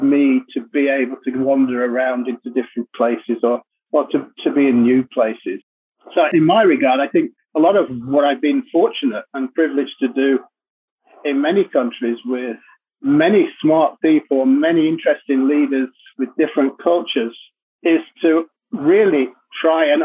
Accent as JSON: {"language": "English", "town": "Leeds", "region": "Yorkshire and the Humber", "country": "United Kingdom", "tie": "born or raised there", "also_born_or_lived": "Japan", "moved": "yes", "said": "I was born in Leeds, which is in Yorkshire"}